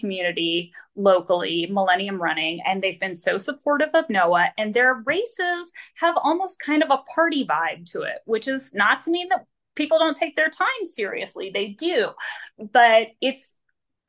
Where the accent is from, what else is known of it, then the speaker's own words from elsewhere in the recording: Florida, United States; moved away; I'm from Florida. And I ran in Florida for years and years and years